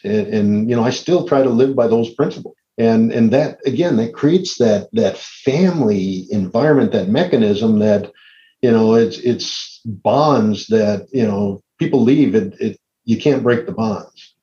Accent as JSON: {"language": "English", "town": "Green Bay", "region": "Wisconsin", "country": "United States", "tie": "born or raised there", "said": "I grew up in Green Bay"}